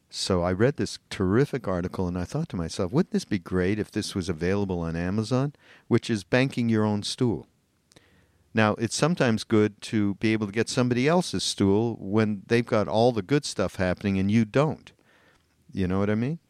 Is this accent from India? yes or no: no; Canada; I'm Canadian